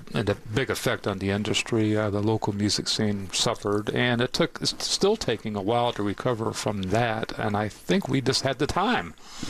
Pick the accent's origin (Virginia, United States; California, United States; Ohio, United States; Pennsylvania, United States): Virginia, United States; Norfolk; I am from Ocean View